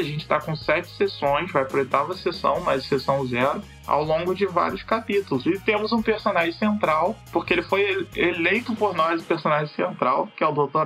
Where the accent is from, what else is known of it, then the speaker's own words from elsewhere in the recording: Angra dos Reis, Rio de Janeiro, Brazil; moved away; originalmente sou de Angra, sou um rapaz do interior